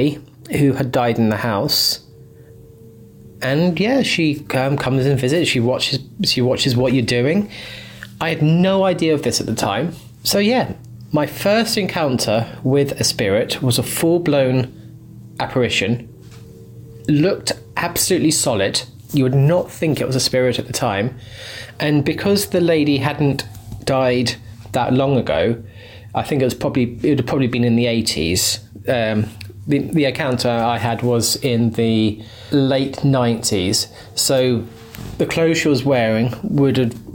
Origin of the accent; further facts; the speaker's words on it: Hastings, South East England, United Kingdom; in my early years of secondary school in my hometown of Hastings